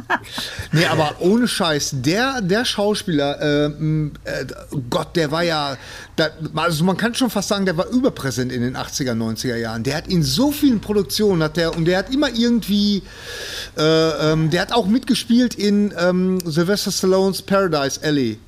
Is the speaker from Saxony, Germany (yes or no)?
no; Bochum, North Rhine-Westphalia, Germany; ich komme aus Bochum.